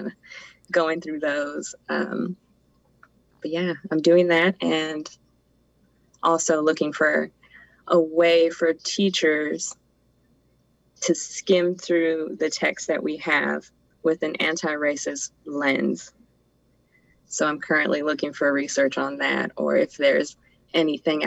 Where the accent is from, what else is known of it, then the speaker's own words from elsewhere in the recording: San Francisco Bay Area, California, United States; moved away as an adult; growing up in the Bay Area, it's full of culture